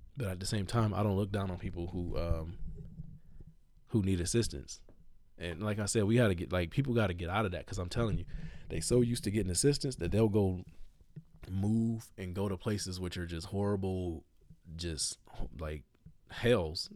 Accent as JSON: {"language": "English", "country": "United States", "said": "I'm an American"}